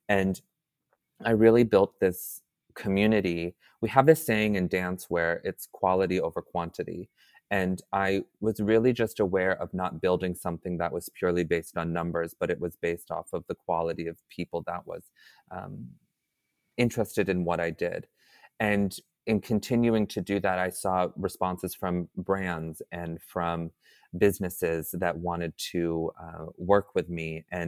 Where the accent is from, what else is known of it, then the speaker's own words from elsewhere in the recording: Atlanta, Georgia, United States; born there; So like I said, I was adopted. I was born in Atlanta, Georgia, and I was adopted at 2 weeks.